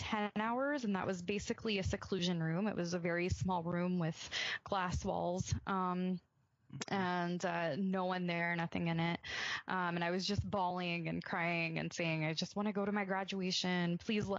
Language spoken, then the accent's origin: English; Birmingham, Alabama, United States; I grew up in Birmingham, Alabama, a pretty conservative part of the country